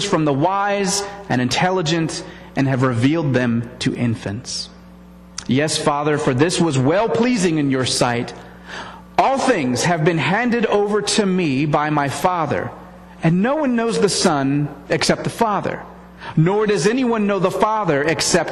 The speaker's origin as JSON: {"language": "English", "country": "United States", "said": "as American Christians"}